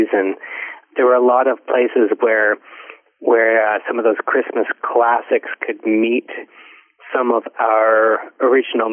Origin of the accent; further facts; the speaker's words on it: Ontario, Canada; I grew up in Ontario, so we all learned it in school.